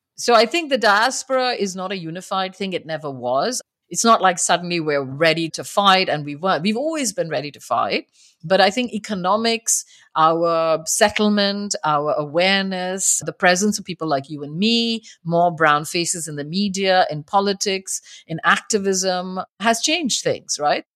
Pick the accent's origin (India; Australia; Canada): India; moved away; as a queer person growing up in India and having moved here